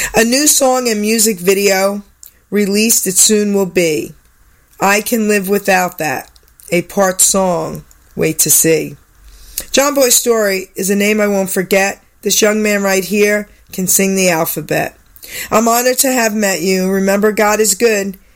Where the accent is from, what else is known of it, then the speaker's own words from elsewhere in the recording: New York, United States; I'm from New York